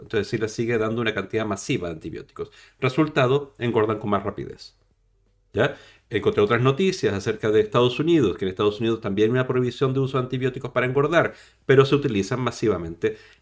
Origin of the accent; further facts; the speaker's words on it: Chile; now in Spain; yo no soy español, soy chileno